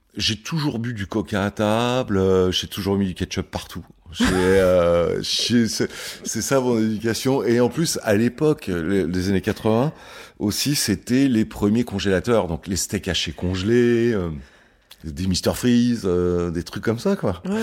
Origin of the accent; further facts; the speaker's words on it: Le Plessis-Bouchard, Île-de-France, France; now in Paris, France; j'ai grandi en Île-de-France